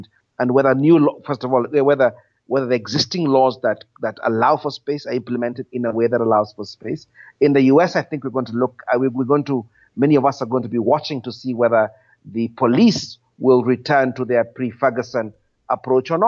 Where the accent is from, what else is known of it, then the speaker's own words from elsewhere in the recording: Kenya; I was born after independence in Kenya